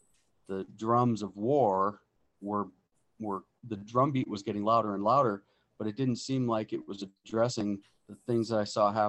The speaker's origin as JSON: {"language": "English", "town": "Helena", "region": "Montana", "country": "United States", "tie": "born or raised there", "also_born_or_lived": "Colstrip, Montana", "said": "I was born in Helena and raised there. And now I'm teaching in Colstrip, Montana"}